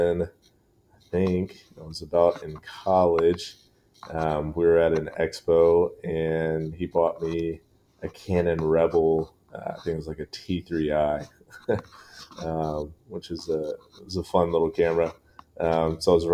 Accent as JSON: {"language": "English", "town": "Columbia", "region": "South Carolina", "country": "United States", "tie": "born or raised there", "moved": "yes", "lives_now": "Memphis, United States", "said": "I was born and raised in Columbia, South Carolina."}